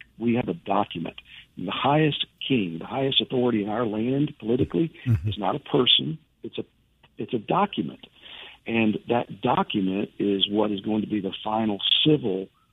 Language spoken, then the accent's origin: English; United States; we as citizens of the United States and Christians